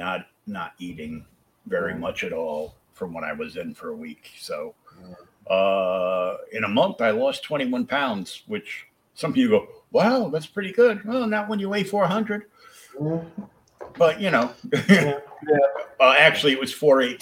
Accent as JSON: {"language": "English", "region": "Rhode Island", "country": "United States", "tie": "born or raised there", "moved": "yes", "said": "I was born in Rhode Island"}